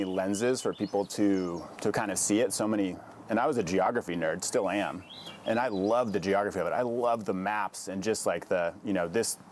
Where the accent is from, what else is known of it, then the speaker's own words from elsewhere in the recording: Oakland, California, United States; moved away as an adult; also born or lived in Eugene, Oregon / Portland, Oregon; now in Tillamook County, United States; born and raised in Oakland, California